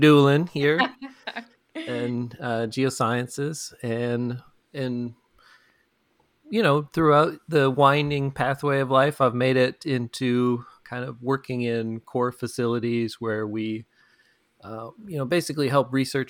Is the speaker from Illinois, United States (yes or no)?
no; Lower Michigan, United States; I grew up in Lower Michigan, where basically everything is just flat